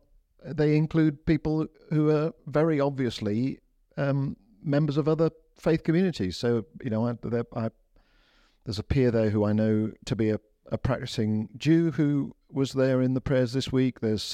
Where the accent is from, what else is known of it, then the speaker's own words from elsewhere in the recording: India; also born or lived in Lincoln, United Kingdom; I grew up as a missionary kid. I grew up in, so I was born in Lincoln, but before I was two, we moved to India.